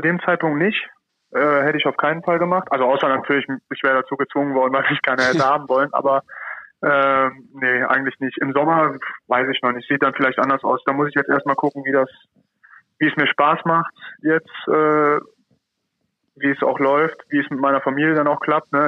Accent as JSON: {"language": "German", "region": "Rhineland", "country": "Germany", "said": "als Rheinländer"}